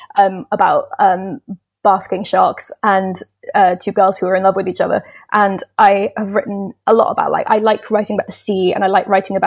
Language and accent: English; London area, United Kingdom; I've always been in sort of London area